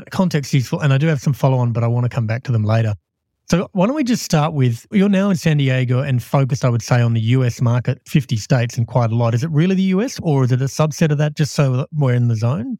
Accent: Perth, Western Australia, Australia; I'm actually from Perth.

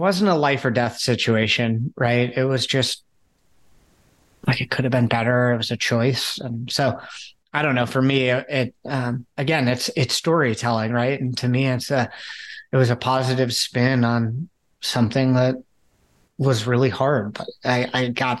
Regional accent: outside Chicago, Illinois, United States; I grew up outside Chicago.

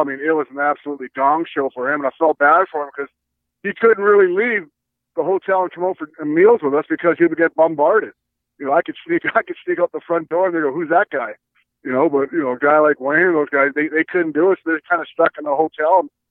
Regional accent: Edmonton, Alberta, Canada; I grew up in Edmonton

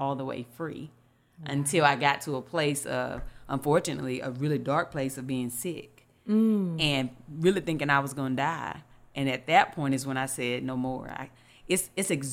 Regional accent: Eden, North Carolina, United States; moved away; I'm originally from Eden, North Carolina. It's a little small town

